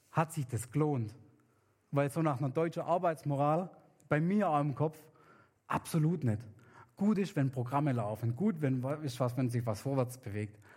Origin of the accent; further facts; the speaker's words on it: Papua New Guinea; weil bei uns in Neuguinea sind Kinder super wichtig. Also es ist wichtig, dass man viele hat, weil die sichern einmal die, die, die Sicherheit im, im Haus, im Clan, im Dorf, in der Stadt.